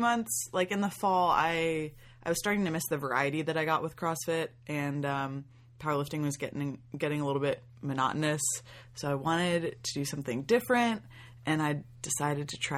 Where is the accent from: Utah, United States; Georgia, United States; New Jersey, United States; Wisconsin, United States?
Georgia, United States; Atlanta; moved away as an adult; now in New York City, United States; I'm originally from Atlanta, but I go to school in New York City.